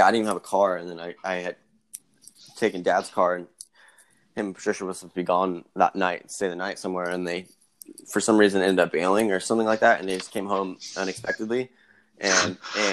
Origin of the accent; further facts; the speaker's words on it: Merced, California, United States; growing up in Merced and having that small town vibe